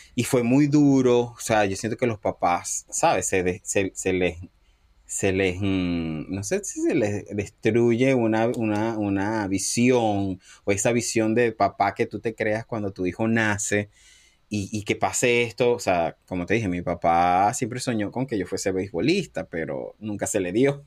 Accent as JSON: {"language": "Spanish", "town": "Cabimas", "region": "Zulia", "country": "Venezuela", "tie": "born or raised there", "also_born_or_lived": "Panama", "moved": "as an adult", "lives_now": "Boston, United States", "said": "soy venezolano, eh, nací en, Cabimas, Estado Zulia"}